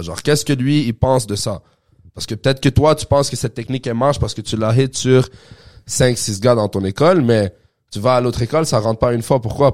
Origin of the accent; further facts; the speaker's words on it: Quebec, Canada; also born or lived in Montreal; nous, on vient du Québec